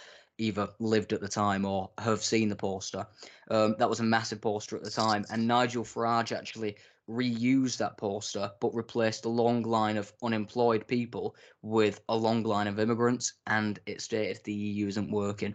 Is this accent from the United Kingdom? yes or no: yes; England, United Kingdom; I do speak as an English person.